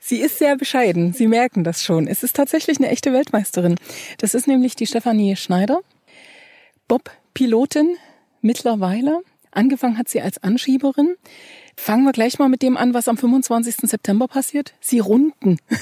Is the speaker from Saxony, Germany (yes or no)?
yes; Ore Mountains, Saxony, Germany; ich bin eine Sächsin im Großen betrachtet und eine Erzgebirgerin im Kleinen